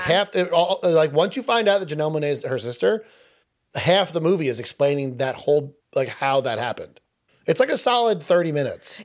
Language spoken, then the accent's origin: English; Long Island, New York, United States; accent: Long Island; I'm Long Island based on our ridiculous accents